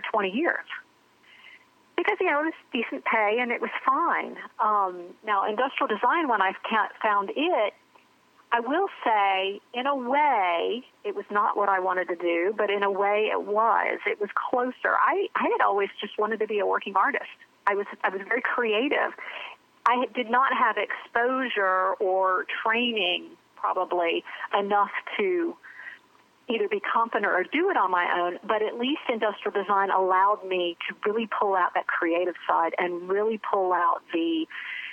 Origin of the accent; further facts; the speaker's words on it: Charlotte, North Carolina, United States; I grew up in Charlotte, North Carolina.